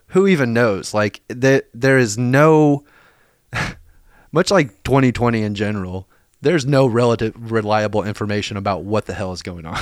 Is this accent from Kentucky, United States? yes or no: yes; Lexington, Kentucky, United States; now in Nashville, United States; my hometown, like, of Lexington